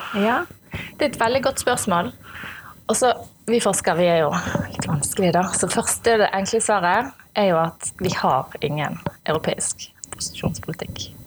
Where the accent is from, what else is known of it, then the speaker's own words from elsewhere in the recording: Askøy, Vestland, Norway; jeg født og oppvokst på Askøy